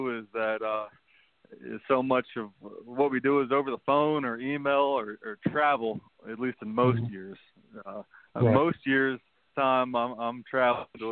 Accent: D.C., Northern Virginia, United States; also born or lived in Stanford, California; I grew up outside of Washington, D.C. in Northern Virginia

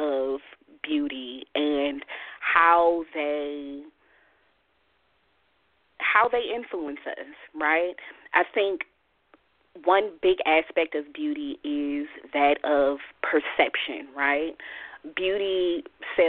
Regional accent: Oakland, California, United States; I grew up in West Oakland

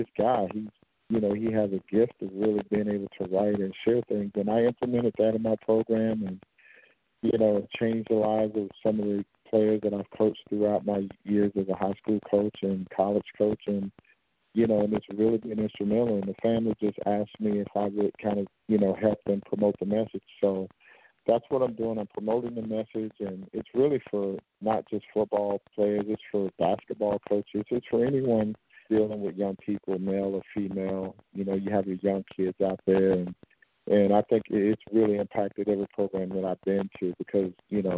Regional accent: Belle Glade, Florida, United States; moved away as an adult; also born or lived in New York / Houston, Texas; I'm a Florida guy, born and raised in Belgrade, Florida

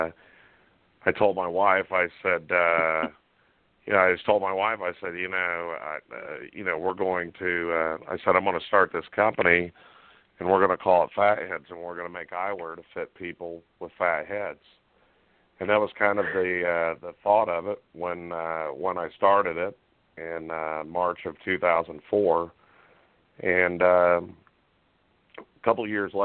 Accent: central Indiana, United States; I grew up and are born and raised in Indiana, central Indiana, and the great Hoosier State.

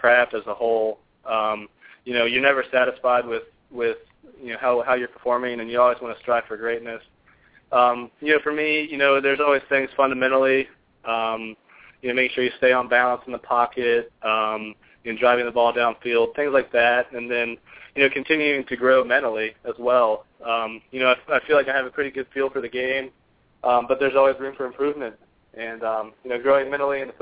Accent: Virginia, United States; I'm from Virginia

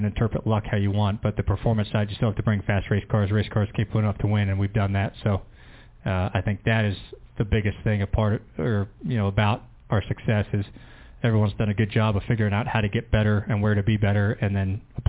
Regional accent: High Point, North Carolina, United States; you know, I grew up in High Point, just south of here. I grew up closer to here than I did Charlotte, And so I came here a lot as a kid

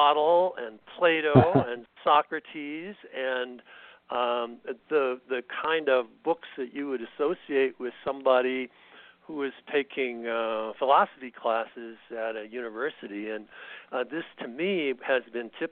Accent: Canada; moved away as an adult; now in United States; I was raised in Canada, and by the time I came to the United States, I was pretty much past military age

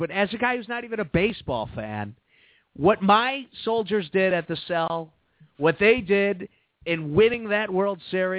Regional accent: Prospect Heights, Illinois, United States; When I was a kid, we used to go, and we lived in the Northwest Burbs

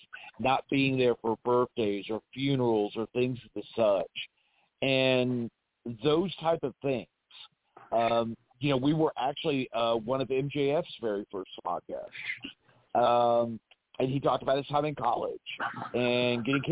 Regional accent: El Paso, Texas, United States; also born or lived in Watertown, New York; now in South Carolina, United States; childhood, I actually grew up in El Paso, Texas.

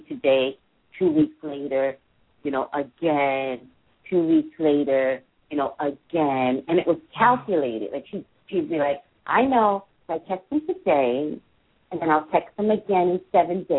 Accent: New York, United States; I'm from New York

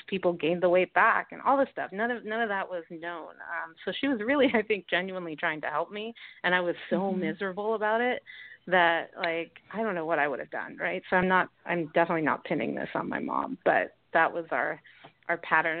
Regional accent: New York City, New York, United States; I grew up in New York City.

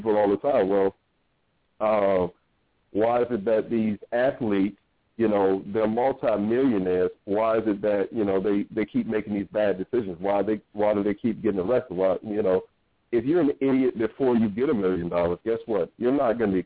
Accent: Norfolk, Virginia, United States; moved away as an adult; I grew up in Norfolk, Virginia

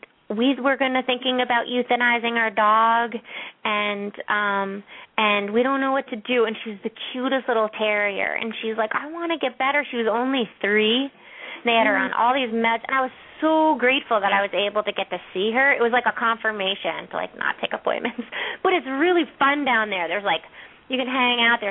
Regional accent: Westchester, New York, United States; I'm from Westchester, so I know New York.

